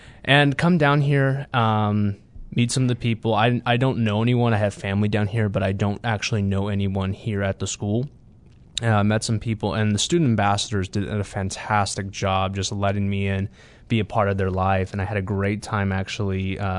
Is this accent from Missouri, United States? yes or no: yes; Kansas City, Missouri, United States; I am a third-year pastor, and I'm from Kansas City, Missouri.